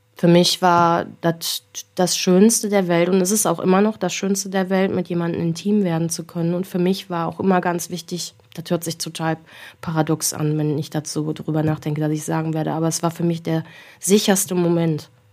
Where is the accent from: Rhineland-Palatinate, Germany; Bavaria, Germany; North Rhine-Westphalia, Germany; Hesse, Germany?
North Rhine-Westphalia, Germany; Wesel; bei uns in Wesel